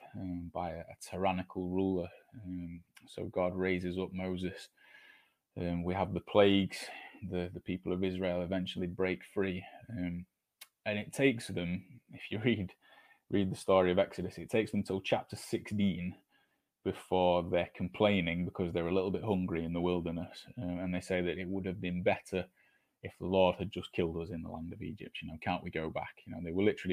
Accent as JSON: {"language": "English", "country": "United Kingdom", "said": "as British people, it feels somehow built into our mentality"}